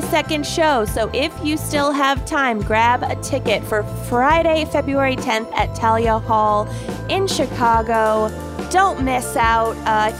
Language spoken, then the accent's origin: English; Kenya; I'm proud. I'm Kenyan.